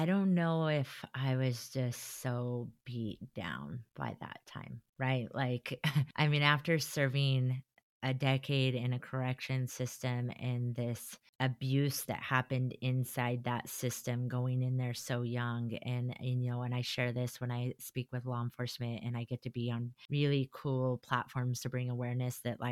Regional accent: Colorado, United States; moved away as an adult; now in Utah, United States; I'm not from Utah. I'm from Colorado, not Utah.

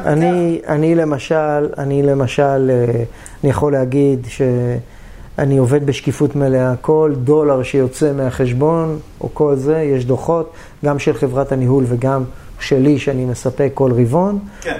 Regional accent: Israel

